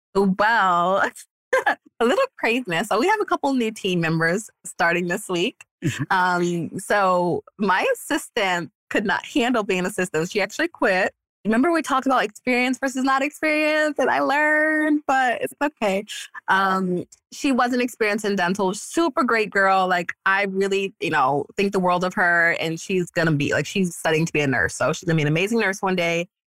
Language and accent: English; New York, United States; now in Florida, United States; I'm a New Yorker